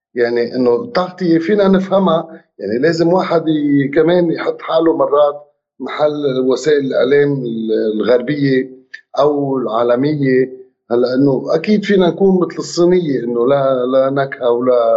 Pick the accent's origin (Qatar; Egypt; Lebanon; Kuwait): Lebanon; نحن بلبنان